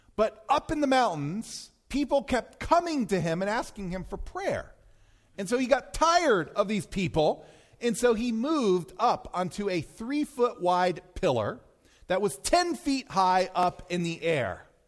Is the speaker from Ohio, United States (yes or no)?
no; Maryland, United States; moved away; where I grew up in Maryland